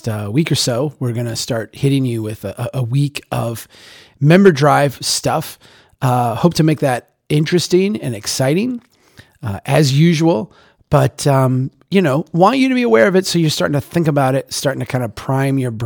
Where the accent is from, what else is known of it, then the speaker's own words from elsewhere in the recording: Minnesota, United States; I'm a Minnesotan